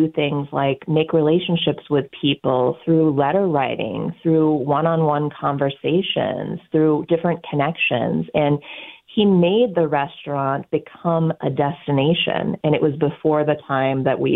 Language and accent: English; Pittsburgh, Pennsylvania, United States; moved away; I grew up in Pittsburgh